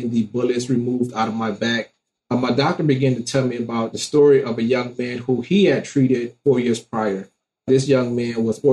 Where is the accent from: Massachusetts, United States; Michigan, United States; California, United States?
Michigan, United States; Detroit; growing up in Detroit, Michigan